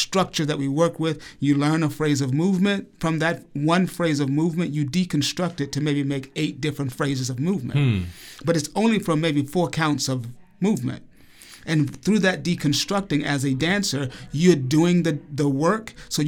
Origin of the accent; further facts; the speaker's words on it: Alabama, United States; accent: Southern; and that I grew up in Alabama. I left Alabama after high school, made strong commitments to get rid of my Southern accent